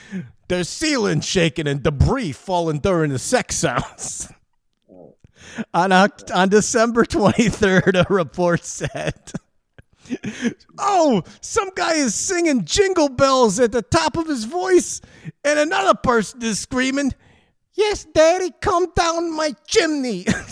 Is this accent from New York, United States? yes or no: yes; Bronx, New York, United States; accent: New York; I'm from the Bronx. I grew up in the Bronx.